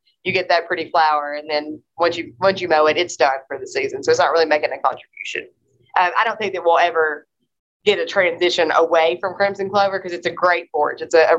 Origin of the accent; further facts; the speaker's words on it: Kentucky, United States; moved away; I grew up in Kentucky